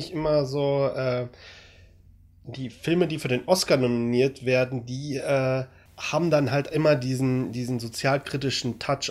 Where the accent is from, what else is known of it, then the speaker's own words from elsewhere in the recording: Germany; wir Deutschen